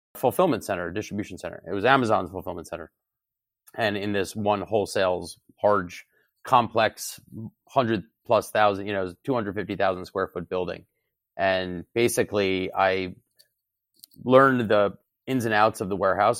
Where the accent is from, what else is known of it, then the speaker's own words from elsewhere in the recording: near Short Hills, New Jersey, United States; also born or lived in Syracuse, New York; I grew up in New Jersey, in North Jersey